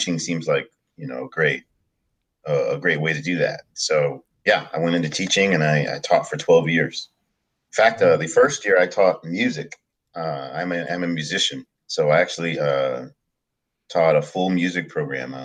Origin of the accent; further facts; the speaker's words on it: Bay Area, California, United States; I was born and raised in the United States, in California, actually, in the Bay Area.